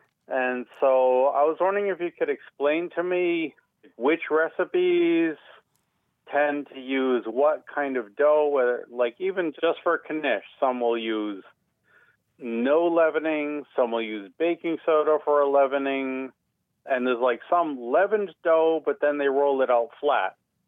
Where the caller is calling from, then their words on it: Boston, Massachusetts, United States; Calling from Boston.